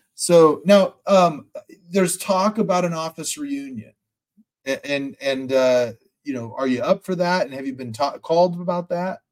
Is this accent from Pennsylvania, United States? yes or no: no; Sacramento, California, United States; I'm from Sacramento